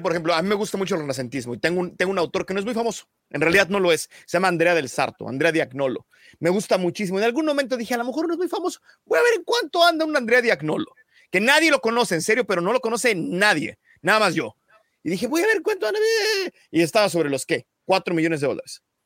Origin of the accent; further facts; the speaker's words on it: Mexico City, Mexico; Yo soy de Lindavista, pero iba al TEC de Monterrey, entonces pasaba por Tlane todos los días